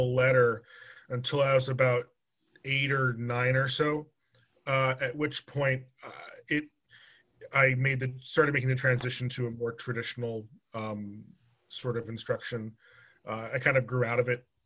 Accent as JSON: {"language": "English", "area": "Long Island", "region": "New York", "country": "United States", "tie": "born or raised there", "moved": "as an adult", "lives_now": "Delaware, United States", "said": "I grew up on Long Island"}